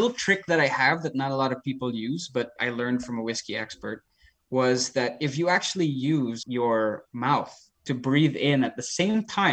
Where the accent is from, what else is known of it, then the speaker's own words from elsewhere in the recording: Philippines; I grew up in the Philippines